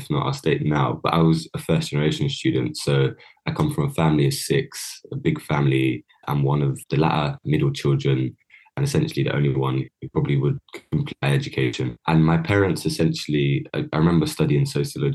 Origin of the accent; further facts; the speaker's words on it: London, United Kingdom; growing up in Woolwich, where I've grown up in a council estate